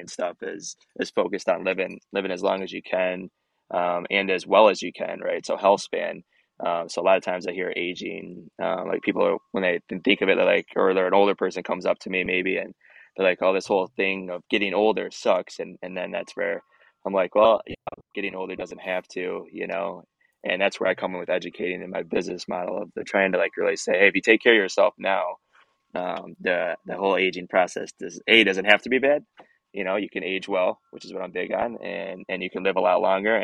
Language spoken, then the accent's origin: English; Michigan, United States; moved away as an adult; now in Fort Myers, United States; So I was from Michigan originally, moved down to Fort Myers about 2.5 years ago